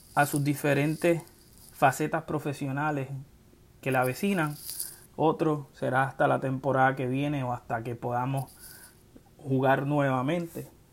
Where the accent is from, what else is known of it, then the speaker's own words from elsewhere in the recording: Ponce, Puerto Rico; moved away as an adult; now in Central Florida, United States; soy del pueblo de Ponce, resido en la Florida Central desde el año 2004